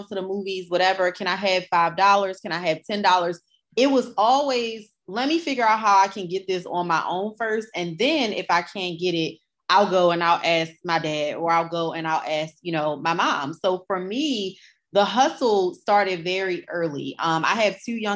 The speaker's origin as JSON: {"language": "English", "town": "Baltimore", "region": "Maryland", "country": "United States", "tie": "born or raised there", "said": "I grew up in West Baltimore"}